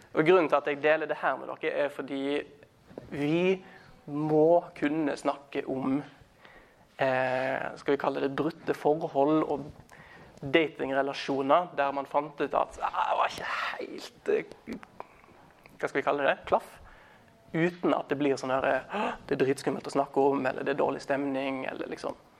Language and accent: Norwegian; Os, Vestland, Norway; also born or lived in Stavanger / Thailand; now in Trondheim, Norway; Jeg er eh, fra Os utenfor Bergen